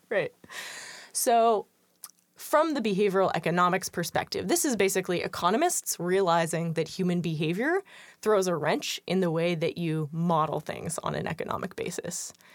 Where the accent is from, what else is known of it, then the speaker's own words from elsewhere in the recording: San Francisco, California, United States; moved away as an adult; also born or lived in East Coast, United States; I am originally from San Francisco.